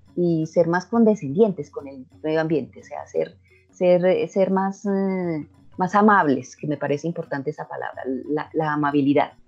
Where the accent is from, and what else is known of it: Colombia